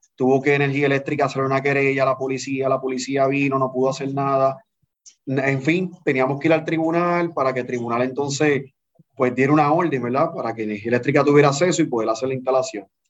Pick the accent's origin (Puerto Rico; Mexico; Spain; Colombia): Puerto Rico; Canóvanas; Yo soy natural de Canóvana, del barrio La Central